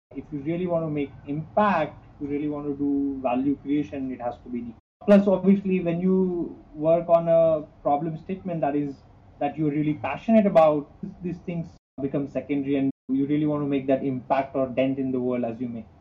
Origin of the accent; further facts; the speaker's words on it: India; moved away as an adult; also born or lived in Mumbai, India / Tokyo, Japan / Singapore; I'm originally from from India